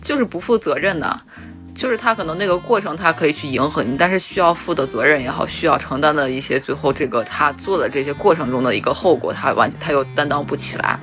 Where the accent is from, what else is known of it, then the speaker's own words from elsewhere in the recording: Xi'an, Shaanxi, China; moved away; 我高手回到了我家乡西安